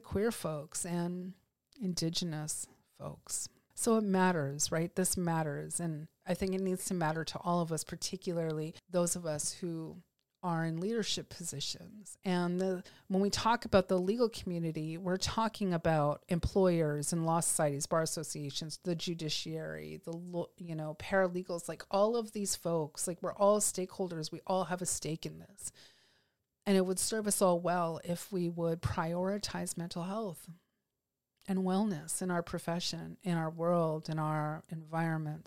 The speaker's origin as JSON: {"language": "English", "country": "Canada", "said": "here as Canadian lawyers"}